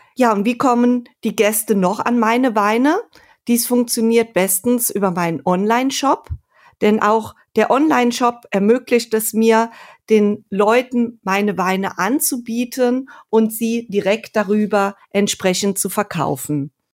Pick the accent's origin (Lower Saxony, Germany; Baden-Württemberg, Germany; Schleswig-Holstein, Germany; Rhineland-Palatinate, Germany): Rhineland-Palatinate, Germany; Sankt Aldegund; also born or lived in Geisenheim; Aufgewachsen bin ich in St. Aldigund in einem Weinort an der Mosel